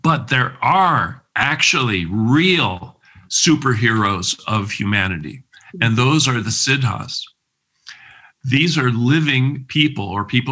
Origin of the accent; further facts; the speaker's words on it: United States; also born or lived in Cleveland, Ohio; growing up in America